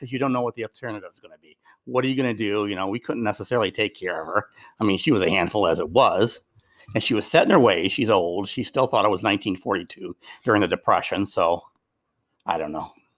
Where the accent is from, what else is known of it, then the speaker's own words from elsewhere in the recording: Westland, Michigan, United States; I grew up on Westland